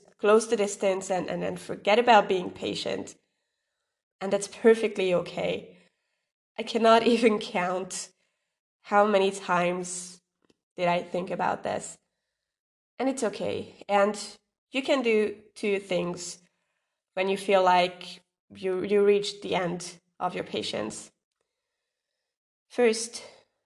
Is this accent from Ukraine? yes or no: no; Hungary; I am from Hungary